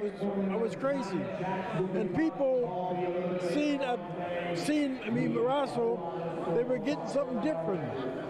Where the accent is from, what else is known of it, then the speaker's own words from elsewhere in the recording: Windsor, Ontario, Canada; also born or lived in Khartoum, Sudan; I'm from Windsor, Ontario, Canada.